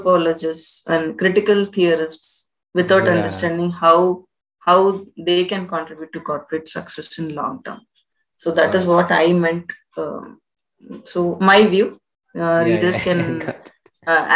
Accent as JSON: {"language": "English", "country": "India", "said": "As an Indian citizen"}